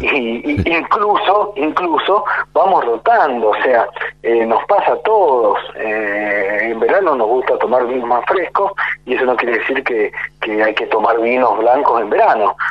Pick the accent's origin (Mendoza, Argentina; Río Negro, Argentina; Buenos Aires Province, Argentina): Mendoza, Argentina; Tunuyán; Yo soy de Mendoza, de una ciudad que se llama Tunuyán